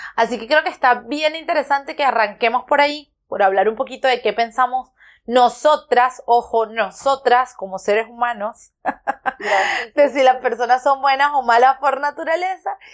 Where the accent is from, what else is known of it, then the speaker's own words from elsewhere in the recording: Petare, Miranda, Venezuela; moved away; yo nací, crecí en Petare